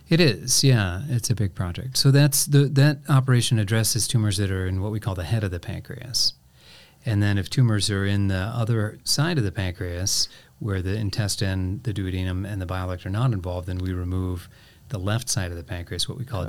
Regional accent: Painesville, Ohio, United States; moved away; also born or lived in Crawfordsville, Indiana; I grew up mostly on the east side of Cleveland in a okay. town called Painesville, Ohio.

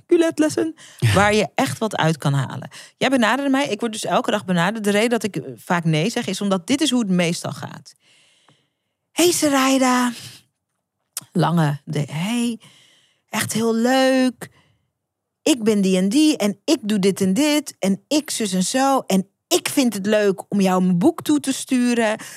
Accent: Netherlands; ik ben geboren in Nederland

